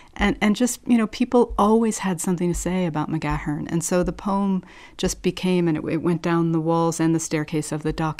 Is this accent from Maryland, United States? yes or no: no; New Jersey, United States; I'm from New Jersey. That's where I was born